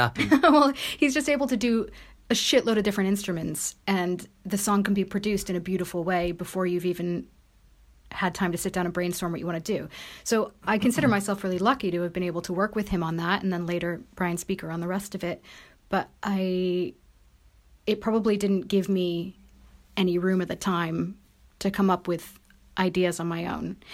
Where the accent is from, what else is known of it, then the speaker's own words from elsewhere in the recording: United States; moved away; I am American